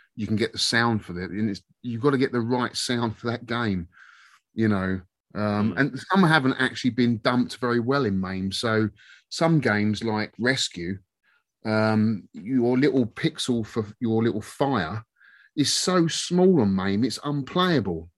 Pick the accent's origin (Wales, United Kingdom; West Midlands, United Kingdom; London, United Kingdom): London, United Kingdom; Twickenham; I'm from Twickenham